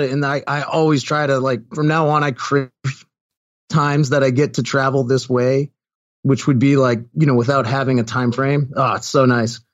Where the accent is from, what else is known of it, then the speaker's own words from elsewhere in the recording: Sharon, Massachusetts, United States; moved away; Sharon Mass as my, uh, as, as my hometown